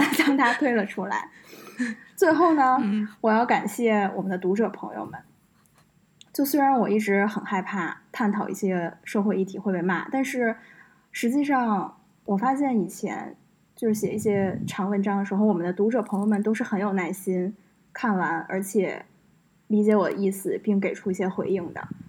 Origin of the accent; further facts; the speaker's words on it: Beijing, China; 作为一个北京人